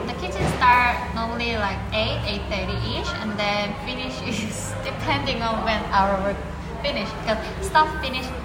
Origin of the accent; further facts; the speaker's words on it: South Korea; also born or lived in London; I'm uh, from Korea.